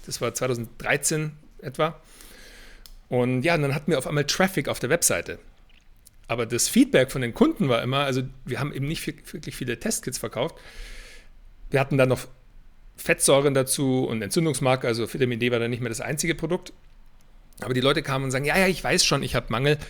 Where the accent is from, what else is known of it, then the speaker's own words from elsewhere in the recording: Weilheim, Bavaria, Germany; moved away as an adult; also born or lived in Boston, United States / Berlin; ich stamme aus Weilheim in Oberbayern, also nicht weit weg von München. Bin dann hier im Basketball auch groß geworden